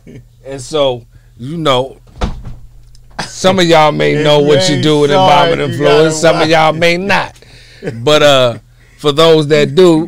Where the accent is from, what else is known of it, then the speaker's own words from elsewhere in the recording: East Coast, United States; now in Los Angeles, United States; I'm from the East Coast